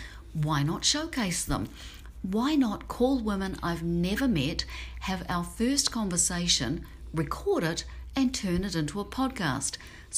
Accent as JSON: {"language": "English", "region": "Auckland", "country": "New Zealand", "also_born_or_lived": "Tokyo, Japan", "moved": "yes", "lives_now": "Seattle, United States", "said": "we came from Glenfield, which is the suburb, which was, you know, kind of in the middle of nowhere in Auckland. And now I'm living in Seattle"}